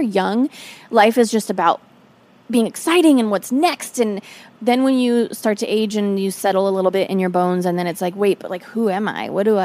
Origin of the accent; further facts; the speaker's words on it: Portland, United States; I grew up in Portland.